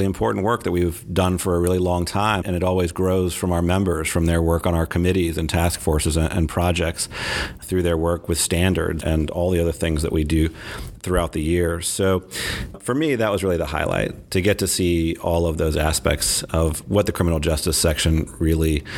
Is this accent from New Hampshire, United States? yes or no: no; Nashville, Tennessee, United States; my hometown of Nashville